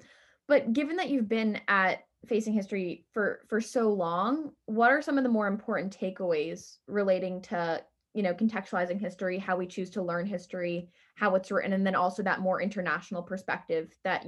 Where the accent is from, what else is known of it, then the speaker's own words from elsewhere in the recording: New York City, New York, United States; I am a senior from New York City.